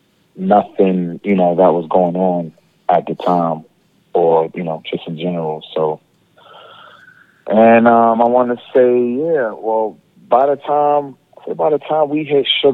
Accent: New York City, New York, United States; we're from the Bronx

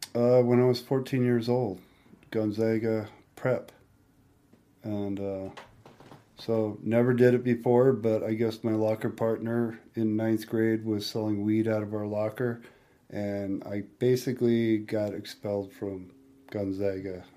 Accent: Spokane, Washington, United States; Spokane, Washington

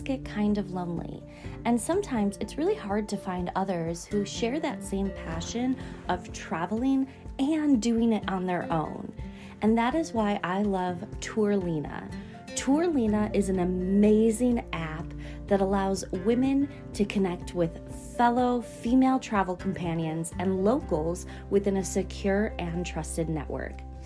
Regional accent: Buffalo, New York, United States; I'm from Buffalo, New York originally. And I often get told my accent people think I'm from Canada

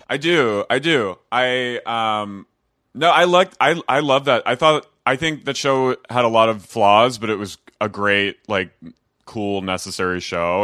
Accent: New Jersey, United States; moved away as an adult; also born or lived in Philadelphia; now in Los Angeles, United States; I'm from S-, South Jersey

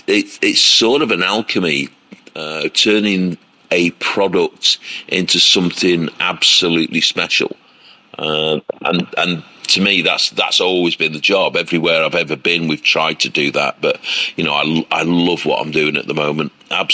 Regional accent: North West England, United Kingdom; my grandparents were the first in Cheshire, which was my home state in the UK, to do pub food.

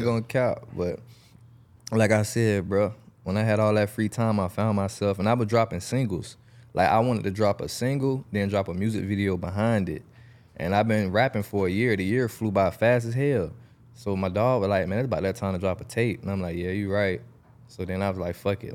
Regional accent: Jacksonville, Florida, United States; I'm from Jacksonville, Florida

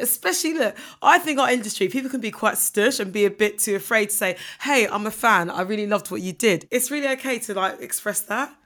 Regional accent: Ghana; I'm a Ghanaian woman

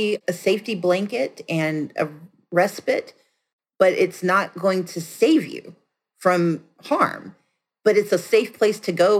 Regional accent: the South, United States; I'm from the South. Who knew chocolate had a second O in it?

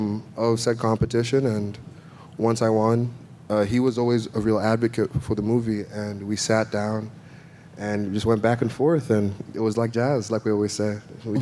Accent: Nigeria; moved away as an adult; also born or lived in Africa; now in United States; I grew up in Nigeria and then all over Africa.

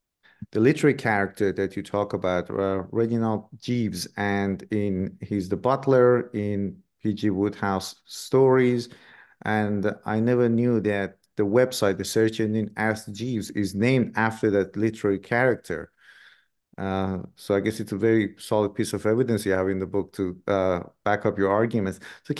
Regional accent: Iran; So I grew up in Iran myself.

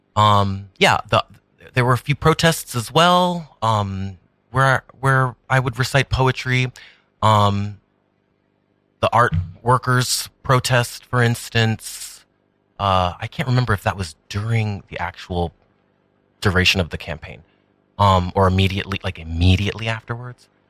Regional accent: New York, United States; Taino, um, Puerto Rican, Boricua, um, but born and raised in New York.

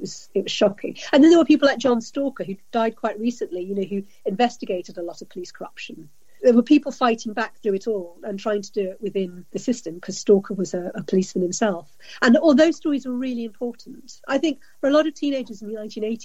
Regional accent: London, United Kingdom; I grew up in South London

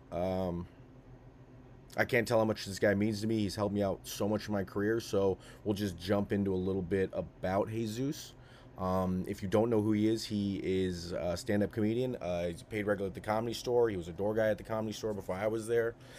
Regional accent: Sacramento, California, United States; I'm a guy from Sacramento

